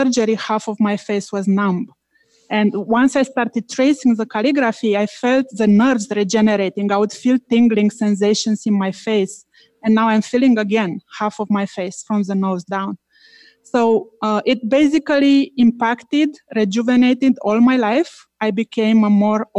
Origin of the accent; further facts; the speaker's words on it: Romania; now in Toronto, Canada; I am from Toronto, Canada, originally from Romania